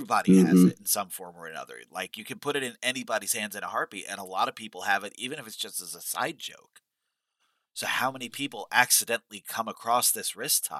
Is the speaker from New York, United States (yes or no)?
yes; New York, United States; growing up in New York